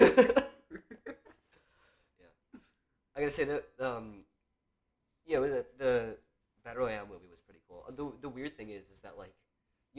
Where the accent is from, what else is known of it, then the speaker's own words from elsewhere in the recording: United States; I'm American. I'm so American